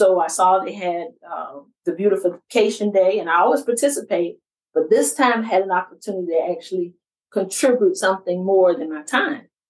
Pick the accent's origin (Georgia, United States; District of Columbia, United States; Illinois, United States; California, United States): Georgia, United States; Savannah; moved away as an adult; I grew up on the east side of Savannah.